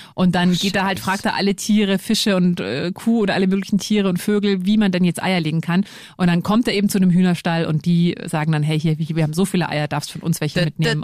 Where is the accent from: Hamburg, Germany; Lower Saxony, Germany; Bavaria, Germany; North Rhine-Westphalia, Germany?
Bavaria, Germany; Lower; Du, ich bin ja auch in Niederbayern aufgewachsen